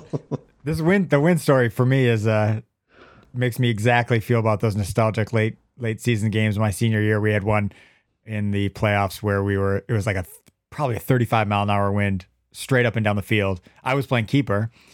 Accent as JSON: {"language": "English", "region": "Wisconsin", "country": "United States", "said": "I'm also from Wisconsin"}